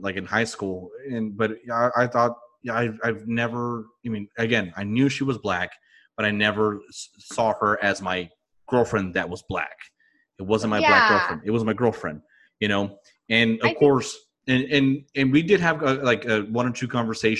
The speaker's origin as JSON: {"language": "English", "country": "United States", "said": "I'm from America"}